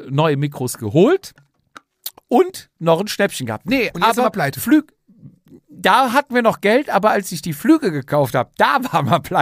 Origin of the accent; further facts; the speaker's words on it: Alcúdia, Balearic Islands, Spain; now in Germany; Es geht nach Alcudia da kann ich dir da mal, oh, da kann ich dir mal meine Heimat zeigen.